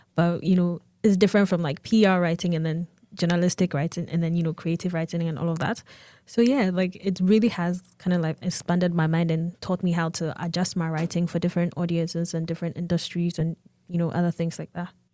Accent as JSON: {"language": "English", "country": "Ghana", "moved": "as an adult", "lives_now": "United States", "said": "I am from Ghana. I just came to the U S for school."}